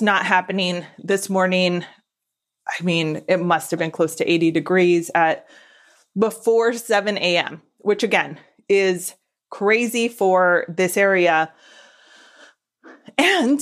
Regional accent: Southern California, United States; I just born and raised in SoCal

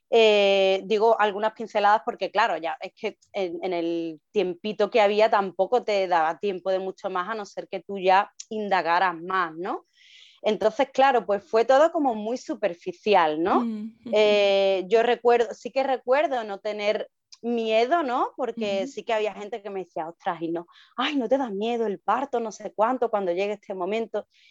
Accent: Seville, Andalusia, Spain; yo soy de Sevilla y vivimos aquí en Sevilla

